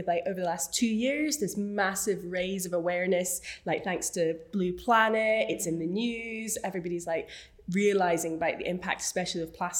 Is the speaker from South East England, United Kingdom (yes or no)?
no; Moray coast, Scotland, United Kingdom; also born or lived in Aberdeen; I grew up on the Murray coast